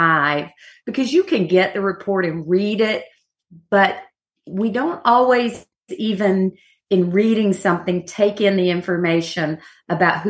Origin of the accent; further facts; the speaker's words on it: Georgia, United States; moved away; I'm from Georgia